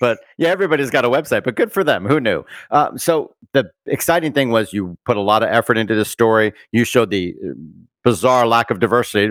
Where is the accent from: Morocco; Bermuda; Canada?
Bermuda; I'm from Bermuda, That's where I was born.